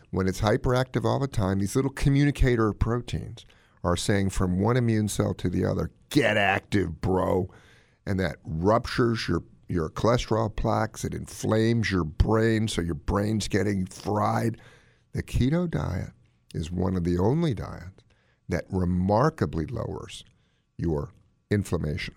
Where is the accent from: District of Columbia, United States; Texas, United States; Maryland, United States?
Maryland, United States; Gaithersburg; my hometown of Gaithersburg, Maryland